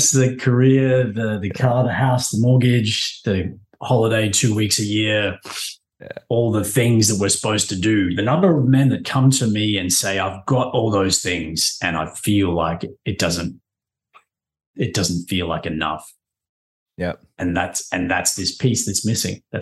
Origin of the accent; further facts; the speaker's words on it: Papua New Guinea; I grew up in Papua New Guinea, which was a pretty cool place